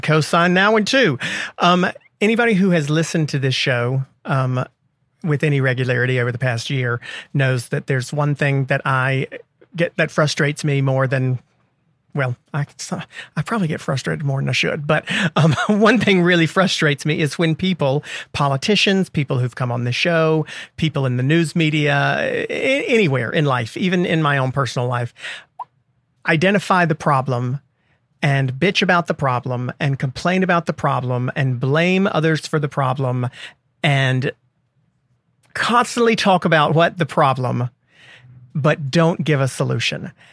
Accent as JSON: {"language": "English", "region": "the South", "country": "United States", "said": "as a Southerner"}